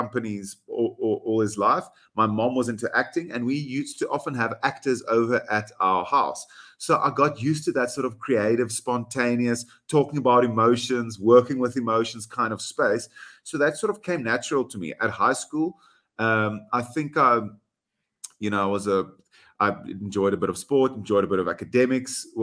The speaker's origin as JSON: {"language": "English", "country": "South Africa", "first_language": "Afrikaans", "second_language": "English", "said": "as a South African, I'm proud"}